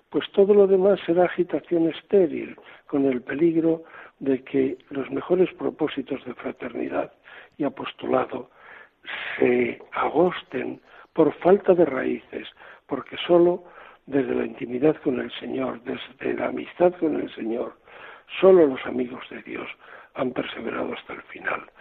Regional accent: Castile, Spain; now in Seville, Spain; Yo mm, soy castellano, pero llevo ya desde el año 2003 en Andalucía primero como obispo de Córdoba y ahora como arzobispo de Sevilla.

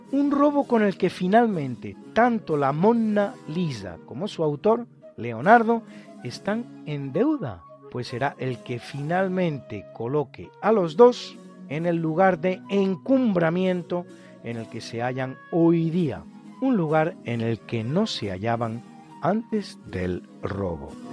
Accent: Spain; somos los españoles

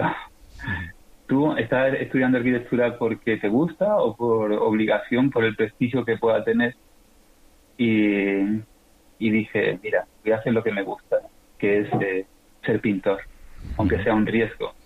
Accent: Seville, Andalusia, Spain; also born or lived in Rota / Chile; soy sevillano, aunque nací en Rota, pero fue, fue de casualidad. Estuve, nací un mes solo.

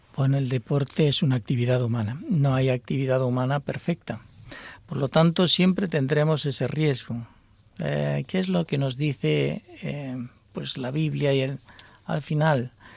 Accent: Almería, Andalusia, Spain; moved away; also born or lived in Buenos Aires, Argentina; yo soy de Almería, pero he vivido en Buenos Aires

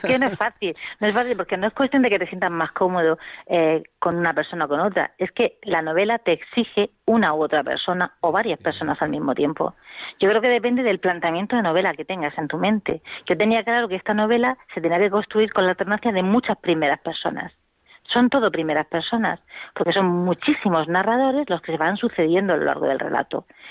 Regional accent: Region of Murcia, Spain; nosotros somos de Murcia

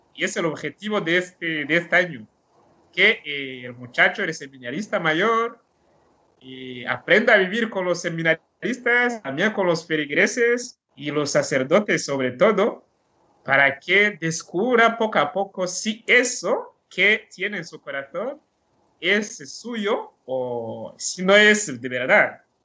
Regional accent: Burundi; Spanish is a second language; moved away as an adult; now in Alcoy, Spain; esta falta de sacerdotes que teníamos ahí en Burundi, porque os he dicho que en mi pueblo no había

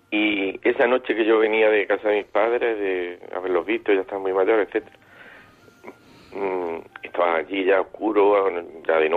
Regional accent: Granada, Andalusia, Spain; moved away as an adult; now in Almería, Spain; soy de Granada, aunque vivo, resido en Almería desde hace muchos años.

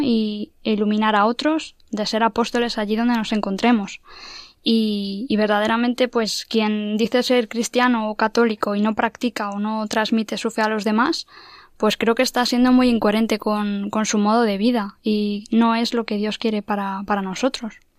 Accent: Madrid, Community of Madrid, Spain; soy de aquí de Madrid

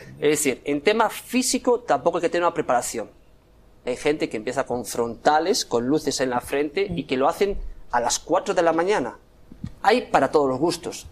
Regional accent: Santiago de Compostela, Galicia, Spain; Yo soy de Santiago

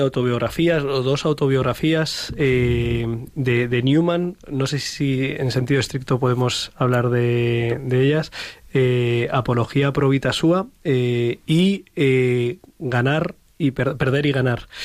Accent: Madrid, Community of Madrid, Spain; que soy un madrileño del barrio del Pilar

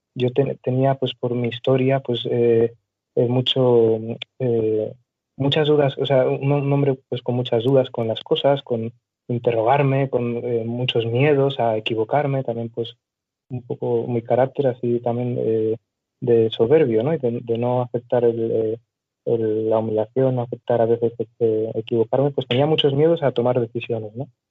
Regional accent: Barcelona, Catalonia, Spain; yo soy de Barcelona

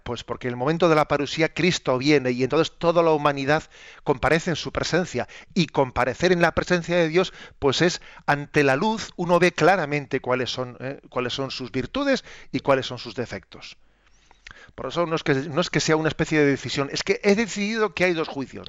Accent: Spain; entre nosotros en España

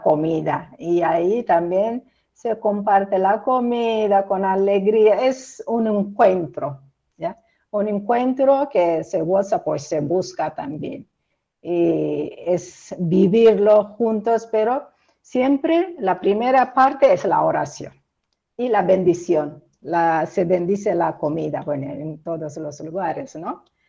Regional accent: Eritrea; moved away as an adult; mi pueblo, mi parroquia, donde nací, me bautizaron, crecí

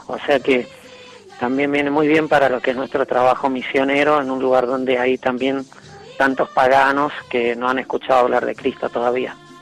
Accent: San Luis, Argentina; moved away; yo soy argentino, de una ciudad que se llama San Luis. A los oriundos de San Luis nos dicen puntanos, así que puedo decir puntano de pura cepa

